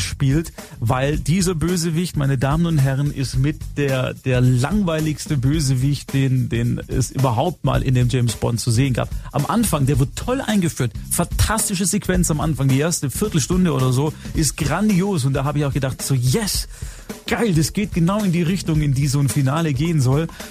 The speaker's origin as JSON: {"language": "German", "area": "Swabia", "region": "Baden-Württemberg", "country": "Germany", "said": "Bei uns in Schwaben"}